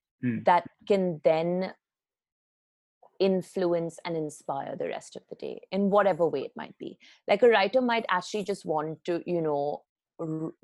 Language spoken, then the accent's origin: English; Mumbai, Maharashtra, India; also born or lived in England / London; I grew up in Bombay. I spent, my childhood really in Bombay